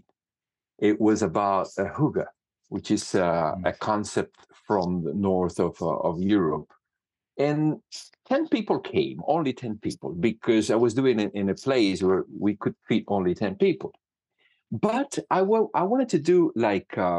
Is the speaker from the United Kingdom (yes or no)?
no; Cuba; moved away as an adult; also born or lived in Canada; now in Italy; I studied music in Cuba. I was born in Cuba, and I did music for a long